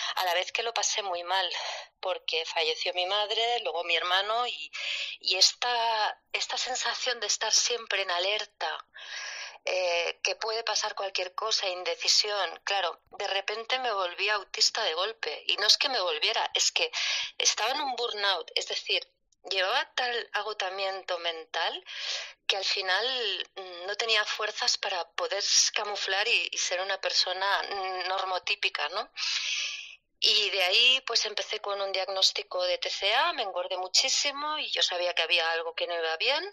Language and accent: Spanish; Barcelona, Catalonia, Spain; soy de Barcelona, tengo 48 años